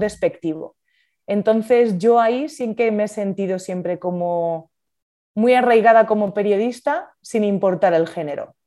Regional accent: La Rioja, Spain; moved away as an adult; now in Madrid, Spain; Soy de La Rioja, veraneo en Asturias, me apasiona el norte de España y sí, soy riojana, de pura cepa, como dicen en mi tierra

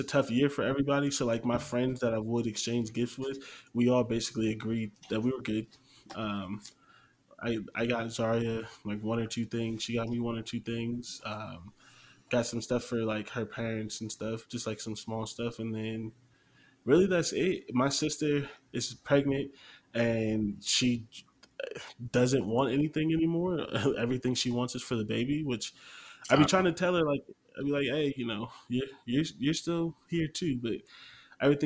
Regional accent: Canton, Ohio, United States; I grew up in Canton next to the Timken factory

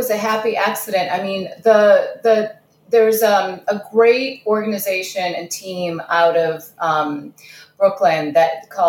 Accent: Kazakhstan; born there; I was born in Kazakhstan, so I don't know what you're talking about.

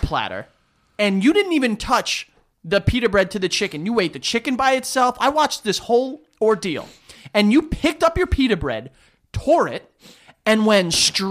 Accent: New York City, New York, United States; we grew up in Astoria.

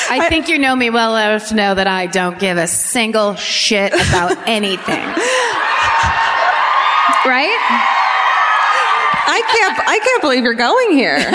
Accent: France; English is a second language; I'm from France, so I don't really know how to say your city's names.

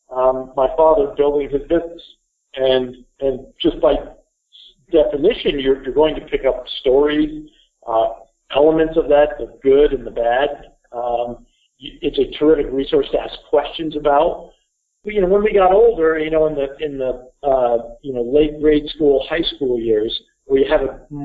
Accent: Burlington, Vermont, United States; grew up here in Burlington, Vermont.

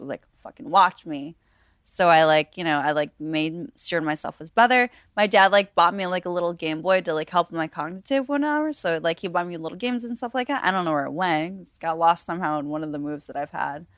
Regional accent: Buffalo, New York, United States; now in Las Vegas, United States; I'm from Buffalo, New York originally

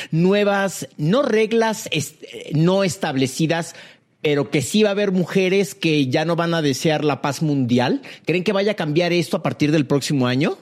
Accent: Mexico; yo como mexicano

